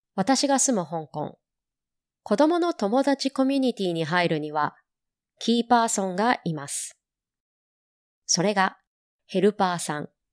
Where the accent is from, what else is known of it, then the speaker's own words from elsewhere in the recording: Japan; moved away as an adult; now in Hong Kong; 一方の私は、日本生まれの日本育ち。